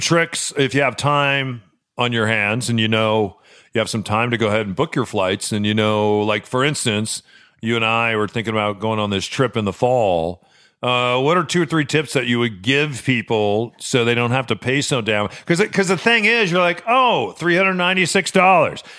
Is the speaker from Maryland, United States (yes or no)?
no; Chicago, Illinois, United States; I was born in Chicago